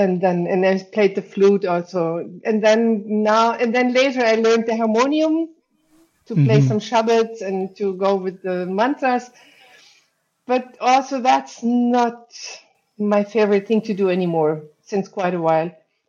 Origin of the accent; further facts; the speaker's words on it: Germany; now in Hamburg, Germany; Germany, and then I moved to Hamburg, and that's where I live since.